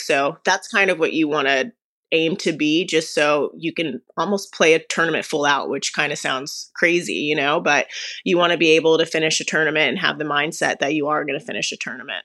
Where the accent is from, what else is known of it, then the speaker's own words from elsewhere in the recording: Las Vegas, Nevada, United States; I'm from Las Vegas, Nevada